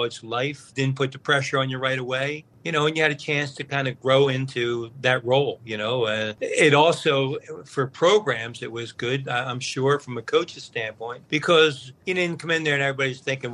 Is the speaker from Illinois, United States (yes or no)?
no; Philadelphia, Pennsylvania, United States; growing up in West Philadelphia